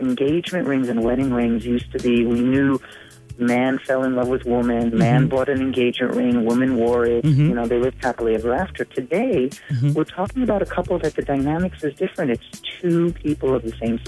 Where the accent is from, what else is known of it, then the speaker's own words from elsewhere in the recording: Israel; moved away; I am originally from Israel